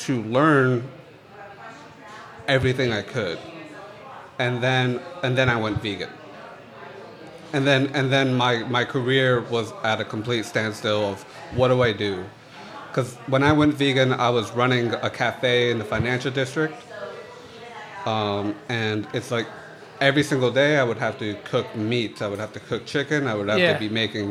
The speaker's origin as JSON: {"language": "English", "town": "New Bedford", "region": "Massachusetts", "country": "United States", "moved": "as an adult", "lives_now": "Boston, United States", "said": "I am from New Bedford, Massachusetts"}